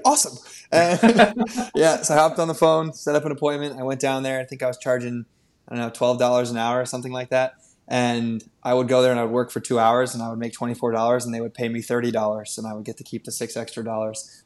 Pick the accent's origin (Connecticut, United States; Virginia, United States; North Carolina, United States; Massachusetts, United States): Connecticut, United States; Wilton; I grew up in Wilton, Connecticut.